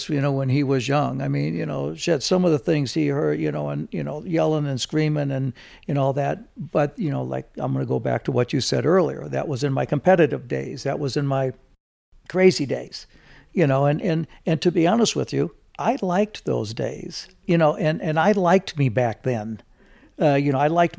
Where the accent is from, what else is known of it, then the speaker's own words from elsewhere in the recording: East St. Louis, Illinois, United States; now in California, United States; growing up in East St. Louis and, you know, things that happened when, you know, when I was young, and then things that happened when I moved to California